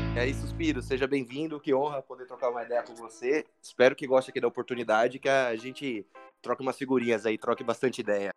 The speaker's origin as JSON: {"language": "Portuguese", "region": "São Paulo", "country": "Brazil", "said": "eu que sou de São Paulo"}